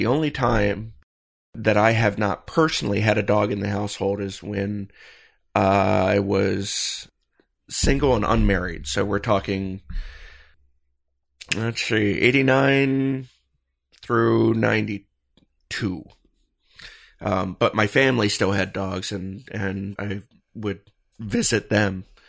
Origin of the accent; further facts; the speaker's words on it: Michigan, United States; You know, I grew up in Michigan and we had lakes, you know, so packed so tightly around us, you couldn't throw a stone without hitting one.